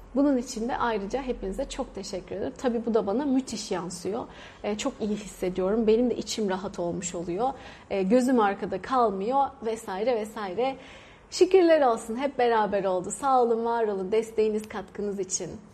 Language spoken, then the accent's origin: Turkish; Turkey; moved away as an adult; now in India; Biz de Türk böyle R'leri vura vura konuşuyoruz